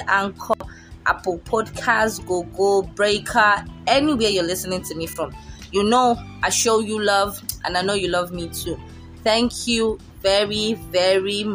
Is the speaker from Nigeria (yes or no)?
yes; Nigeria; we are Nigerian, from a black country